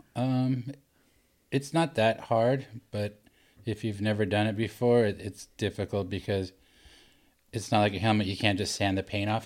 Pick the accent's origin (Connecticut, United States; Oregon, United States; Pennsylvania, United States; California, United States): California, United States; Laguna Beach; I grew up in Laguna Beach.